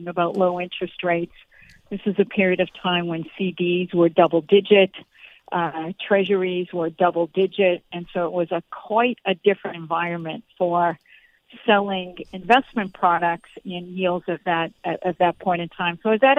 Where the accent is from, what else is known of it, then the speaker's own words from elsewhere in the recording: Boston, Massachusetts, United States; And I was from Boston, so I wanted to take a shot at working in New York City.